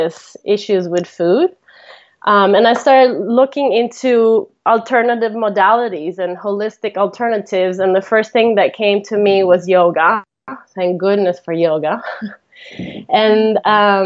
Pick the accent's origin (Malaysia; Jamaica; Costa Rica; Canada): Costa Rica; first language Italian; English is a second language; also born or lived in Italy; I was born in Italy, and then my parents moved to Costa Rica when I was 11, and they were just going to move there for a year, and they ended up staying, and they're still there now. And so I was raised there